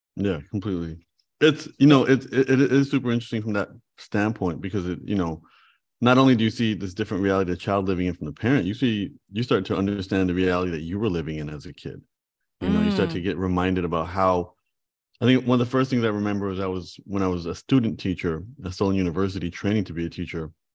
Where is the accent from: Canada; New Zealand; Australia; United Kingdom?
Canada; moved away as an adult; now in Los Angeles, United States; I'm I'm Canadian